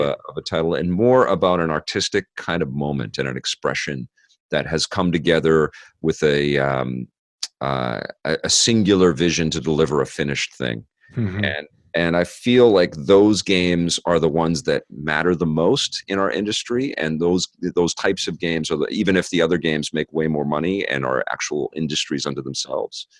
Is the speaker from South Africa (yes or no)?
no; Vancouver, British Columbia, Canada; I grew up in Kits